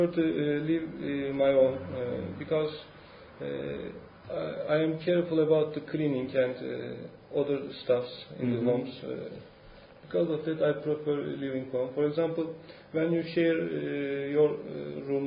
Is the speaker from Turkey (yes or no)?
yes; İzmit, Kocaeli, Turkey; English is a second language; now in Istanbul, Turkey; I grew up in İzmit, in a flat